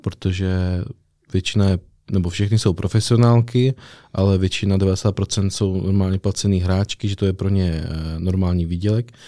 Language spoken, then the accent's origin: Czech; Přerov, Olomouc Region, Czechia; also born or lived in Zlín; now in Brno, Czech Republic; jsem z Přerova, ale vzal jsem to ještě přes Zlín, kde jsem hrál basket a Brno jsem si zamiloval